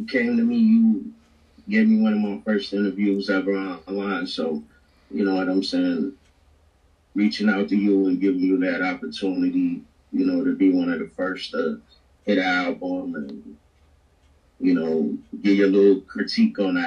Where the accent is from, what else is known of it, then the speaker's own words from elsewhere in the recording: Chicago, Illinois, United States; I grew up in Chicago